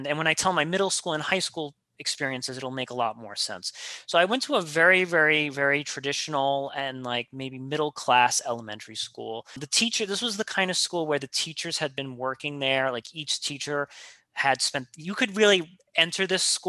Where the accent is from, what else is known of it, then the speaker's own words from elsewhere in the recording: New York City, New York, United States; I grew up in Queens, New York